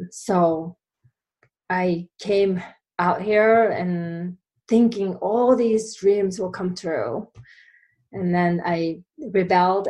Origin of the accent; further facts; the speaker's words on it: Japan; English is a second language; moved away as an adult; now in United States; I came from Japan many years ago now. I've been here longer than I was in Japan now. So I came here after graduating college